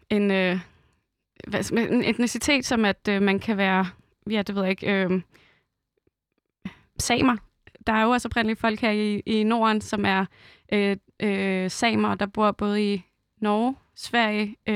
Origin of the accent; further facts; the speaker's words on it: Roskilde, Zealand, Denmark; jeg er også selv fra Roskilde